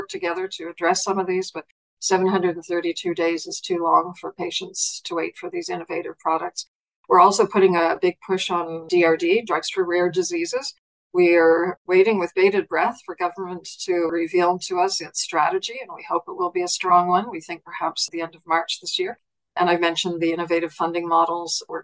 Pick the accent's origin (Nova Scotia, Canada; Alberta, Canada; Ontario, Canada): Nova Scotia, Canada; moved away as an adult; also born or lived in Germany; Born and bred in Nova Scotia